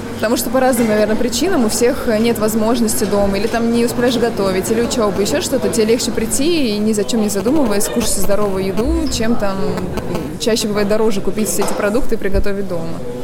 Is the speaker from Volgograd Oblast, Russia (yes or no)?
yes; Volgograd, Volgograd Oblast, Russia; also born or lived in Yelan, Volgograd Oblast; Я родилась в Елане вообще. А, это Волгоградская область, поселок. А, переехали с родителями, когда мне было пять лет, в Волгоград